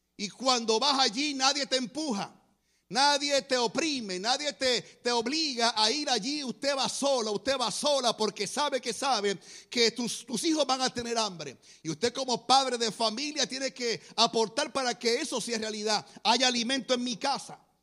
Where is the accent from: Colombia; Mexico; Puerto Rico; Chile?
Puerto Rico; Guaynabo; yo soy de Guaynabo, Puerto Rico. Es un pueblo cerca de San Juan.